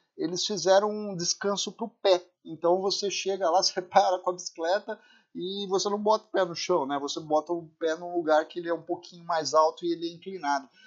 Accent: Brazil; a gente é brasileiro

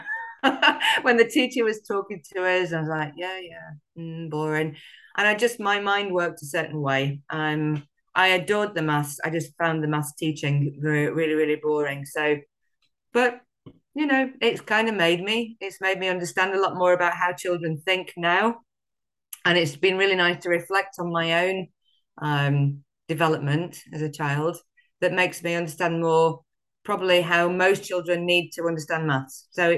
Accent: Sheffield, Yorkshire and the Humber, United Kingdom; I grew up in a working class family in the great northern city that is Sheffield, in the north of England, great Yorkshire town, South Yorkshire town.

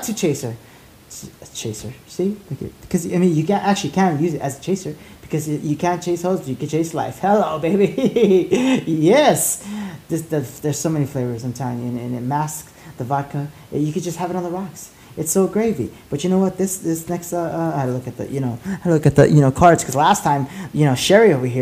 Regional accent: La Puente, California, United States; I grew up in La Puente

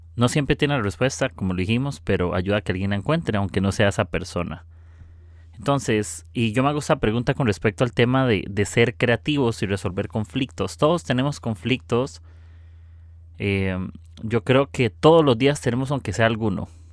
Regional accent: Costa Rica; soy de Costa Rica

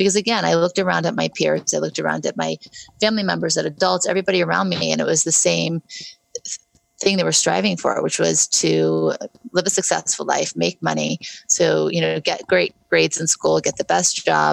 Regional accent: Beverly Hills, California, United States; also born or lived in New Orleans, Louisiana; we moved from New Orleans, where I was very happy, to Beverly Hills, California

